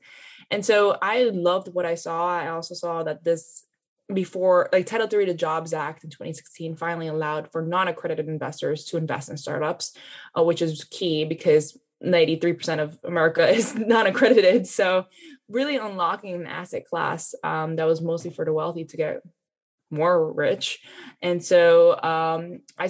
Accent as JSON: {"language": "English", "town": "New York City", "region": "New York", "country": "United States", "tie": "born or raised there", "said": "I'm native New Yorker, born and raised"}